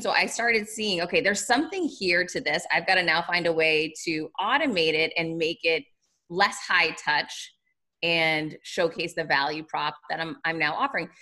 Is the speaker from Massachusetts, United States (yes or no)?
yes; Worcester, Massachusetts, United States; I'm from Worcester, Massachusetts